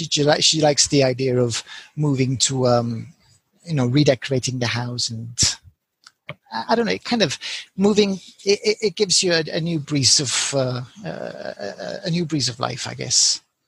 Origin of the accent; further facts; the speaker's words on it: Colombia; now in Spain; I speak fluent Spanish because I was born and raised in Colombia.